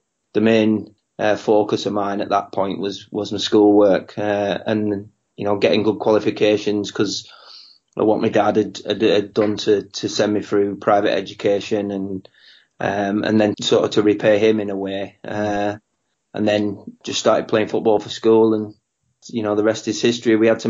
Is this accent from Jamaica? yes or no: no; Blackburn, North West England, United Kingdom; moved away as an adult; Blackburn was my hometown team, supported them since I was 7, grew up on the terraces in the Blackburn end